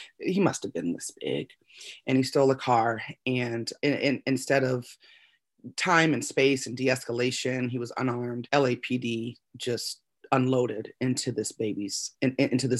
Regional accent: Las Vegas, Nevada, United States; I was born and raised in Las Vegas, Nevada

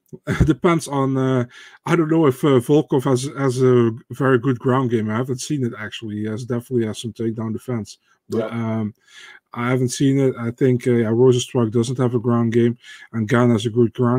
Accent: Netherlands; I'm from the Netherlands.

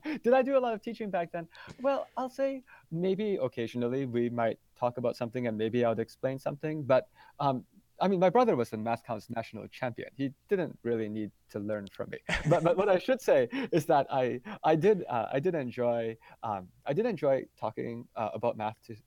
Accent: Madison, Wisconsin, United States; I was born in the United States, and I grew up in Madison, Wisconsin.

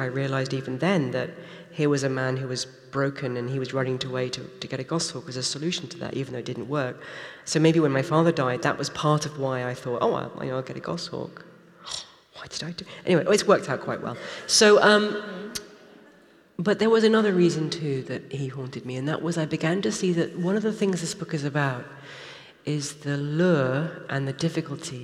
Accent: United Kingdom; I'm British

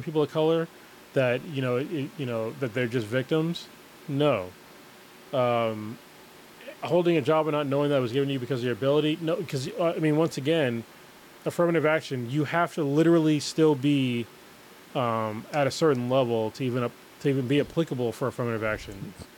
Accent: United States; as an American

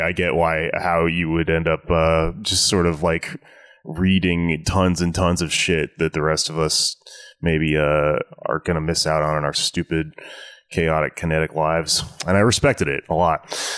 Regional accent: Houston, Texas, United States; also born or lived in Austin, Texas; I grew up in Southwest Houston, Texas

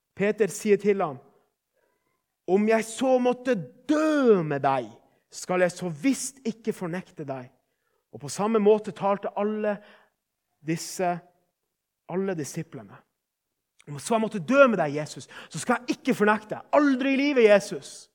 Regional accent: Northern Norway, Norway; Vi er fra Nord-Norge

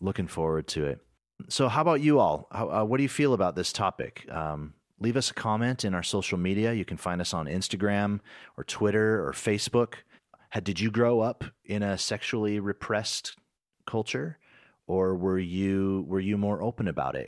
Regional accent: United States; being an American

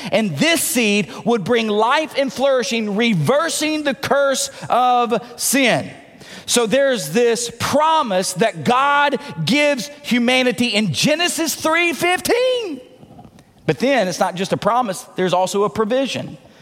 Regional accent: Tennessee, United States; accent: southern; moved away; I know I don't say it right because I'm from Tennessee.

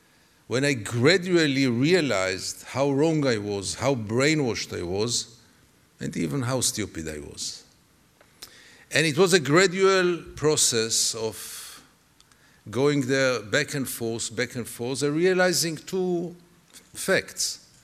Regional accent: Tel Aviv, Tel Aviv District, Israel; I was born in Tel Aviv. My parents both were refugees from Europe. I was what one could consider a good boy Tel Aviv, a good boy Israel. I was a typical product of the Israeli education system, of the Israeli media.

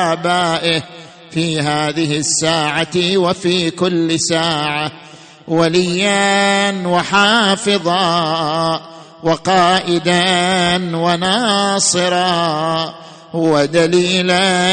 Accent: Saudi Arabia; عندنا في السعودية

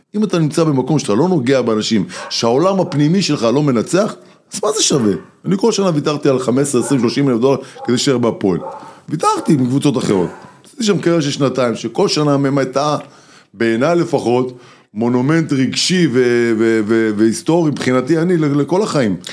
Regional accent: Sderot, Southern District, Israel; moved away; נוסע הביתה להורים בשדרות

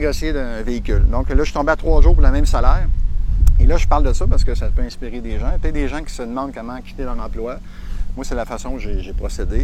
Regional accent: Sorel-Tracy, Quebec, Canada; je suis natif de Sorel

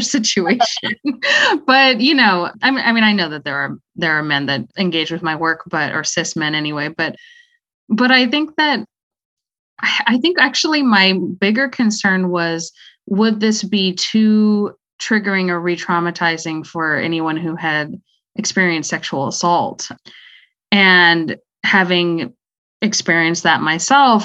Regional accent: Austin, Texas, United States; I was born in Austin, Texas, and uh, currently live in the area

